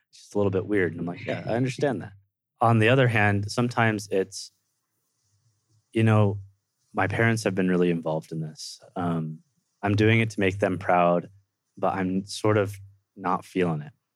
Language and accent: English; Livermore, California, United States; now in Provo, United States; I was born and raised in Livermore, California, right outside San Francisco, California